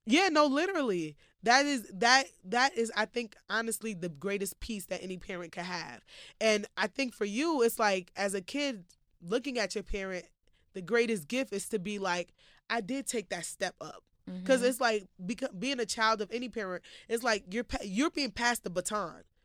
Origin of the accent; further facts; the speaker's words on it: United States; growing up in America